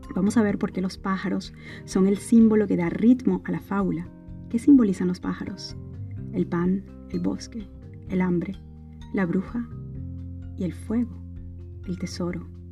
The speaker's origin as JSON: {"language": "Spanish", "region": "Mérida", "country": "Venezuela", "said": "venezolana de Mérida"}